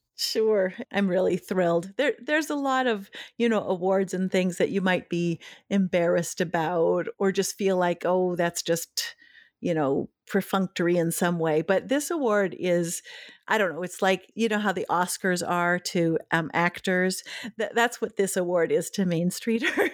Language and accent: English; Duluth, Minnesota, United States; now in Maine, United States; growing up in Duluth, Minnesota